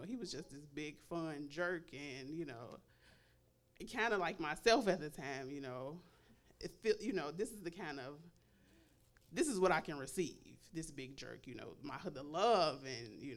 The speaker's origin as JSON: {"language": "English", "town": "Chicago", "region": "Illinois", "country": "United States", "said": "I'm from Chicago"}